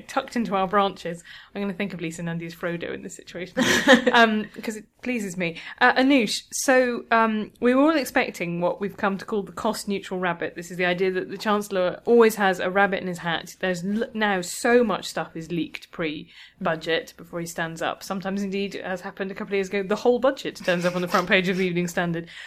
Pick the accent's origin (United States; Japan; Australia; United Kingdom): United Kingdom; London; as a Londoner